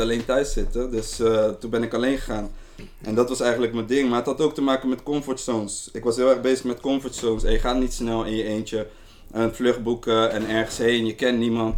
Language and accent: Dutch; Rotterdam, South Holland, Netherlands; Ik ben een jongen uit Rotterdam